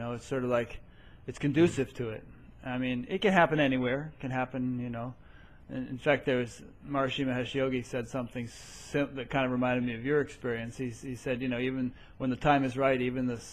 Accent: Connecticut, United States; I grew up in Connecticut, you know, not too far from New York City.

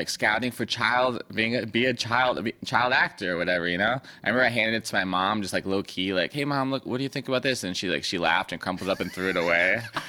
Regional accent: San Diego, California, United States; I grew up in San Diego.

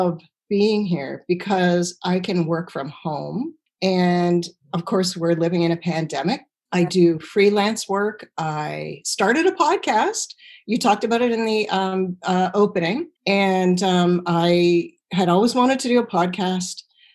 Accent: Stratford, Ontario, Canada; moved away as an adult; I grew up in Stratford, Ontario, which is the home of the Shakespearean Festival

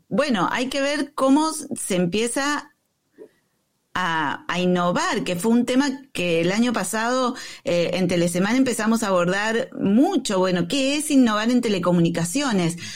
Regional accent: Argentina; Bueno, yo soy argentino también.

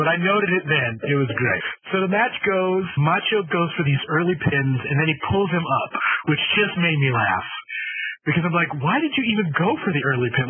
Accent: Utah, United States; I'm not British. I'm from Utah.

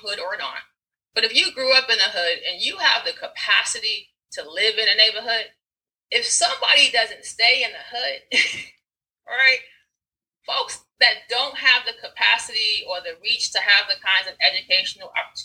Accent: New York, United States; also born or lived in Rockridge, Oakland, California / East Oakland, California; now in Oakland, United States; I'm from New York originally, right? When I moved out here, we were living in Rockridge

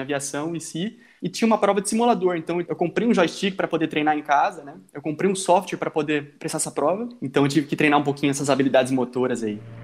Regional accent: Brazil; moved away as an adult; a gente vem do Brasil, de uma realidade de ensino diferente

